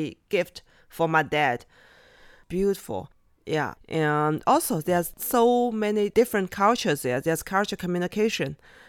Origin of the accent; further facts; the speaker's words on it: Yumen, Gansu, China; born there; I was born in Yumen.